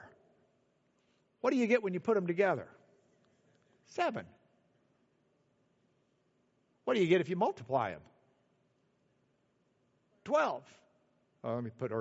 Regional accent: Lubbock, Texas, United States; I'm from Lubbock.

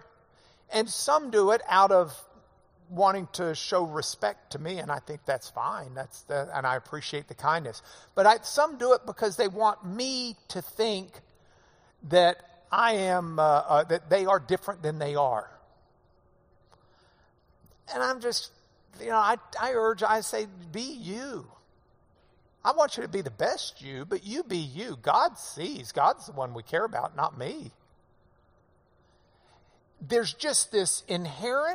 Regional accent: the South, United States; I'm from the South

